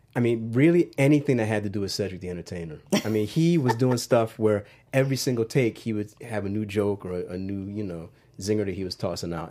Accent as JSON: {"language": "English", "town": "Wilmington", "region": "Delaware", "country": "United States", "tie": "born or raised there", "said": "I grew up in Wilmington, Delaware."}